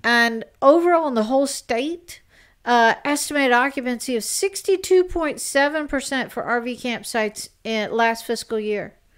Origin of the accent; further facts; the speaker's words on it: South Carolina, United States; South Carolina, my home state.